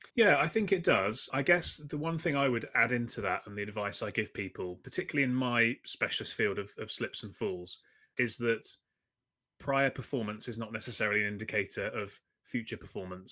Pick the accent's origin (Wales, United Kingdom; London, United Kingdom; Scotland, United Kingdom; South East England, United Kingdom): London, United Kingdom; I'm from London in the U K